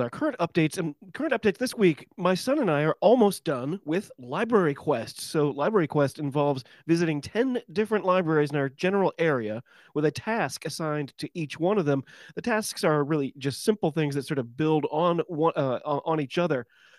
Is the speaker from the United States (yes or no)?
yes; United States; your host for the show. I'm an American rugby fan